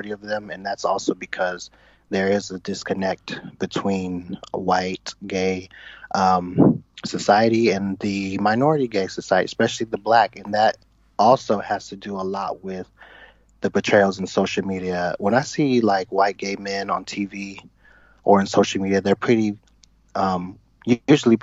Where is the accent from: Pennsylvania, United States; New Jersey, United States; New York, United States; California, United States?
California, United States; Bay Area, Northern; I'm from Northern California, the Bay Area